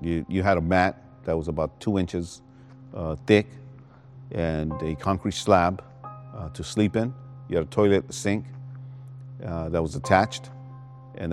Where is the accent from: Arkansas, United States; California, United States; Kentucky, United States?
California, United States; Los Angeles; I was raised in the Rampart District of Los Angeles.